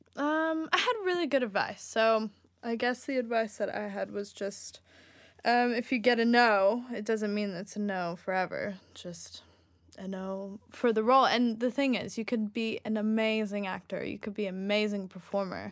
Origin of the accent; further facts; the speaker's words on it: United States; moved away; also born or lived in Sweden / Australia; I'm from the United States